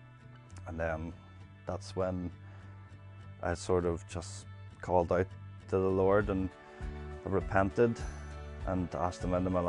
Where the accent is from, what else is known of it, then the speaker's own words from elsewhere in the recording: Bangor, Northern Ireland, United Kingdom; also born or lived in Dundonald; I was born in the Donald but lived in Bangor most of my life.